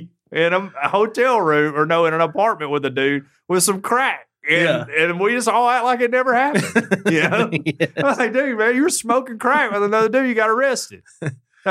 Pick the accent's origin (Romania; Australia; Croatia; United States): United States; the South; I'm born and bred in the South where it's 95 degrees all the time